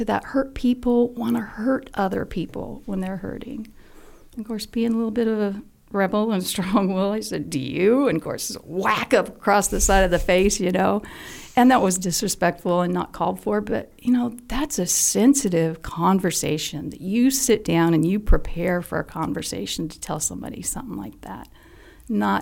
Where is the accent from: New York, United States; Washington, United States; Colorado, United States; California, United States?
Colorado, United States; Greeley; I was born in Greeley, Colorado, which is about an hour north of Denver